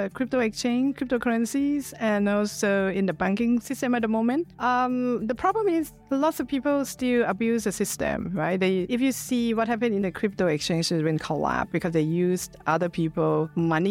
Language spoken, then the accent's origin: English; Bangkok, Thailand; moved away as an adult; now in United Kingdom; I'm Thai. I was born in Bangkok, but I live in the UK for 27 years.